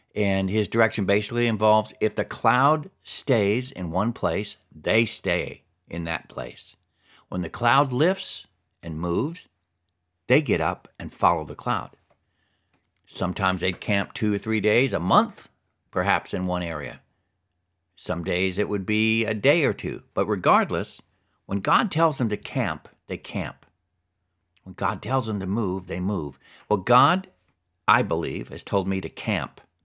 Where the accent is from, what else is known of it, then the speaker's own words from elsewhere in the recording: Alaska, United States; growing up in Alaska